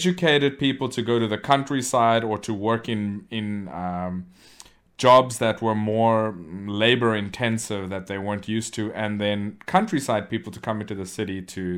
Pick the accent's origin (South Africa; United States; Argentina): South Africa; I went to a Chinese school when I was growing up in South Africa